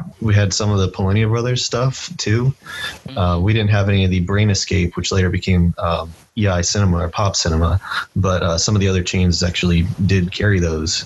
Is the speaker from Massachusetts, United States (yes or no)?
no; Atlanta, Georgia, United States; I grew up in Atlanta